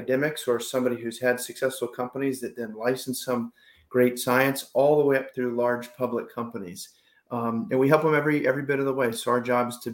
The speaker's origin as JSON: {"language": "English", "region": "Ohio", "country": "United States", "moved": "as an adult", "lives_now": "San Diego, United States", "said": "I'm from Ohio and I played water polo at Miami of Ohio"}